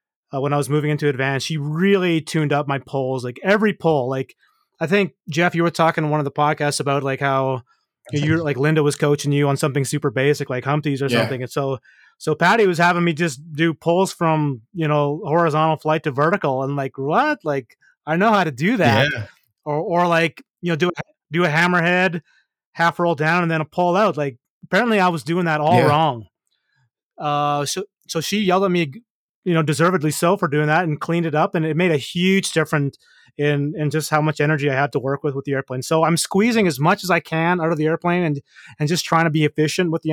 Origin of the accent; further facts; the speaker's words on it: Canada; me being Canadian